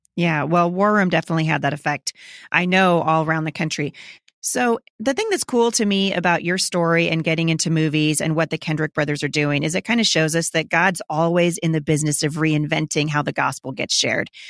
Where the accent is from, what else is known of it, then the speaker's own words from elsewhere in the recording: Vancouver, Washington, United States; Vancouver, Washington, my hometown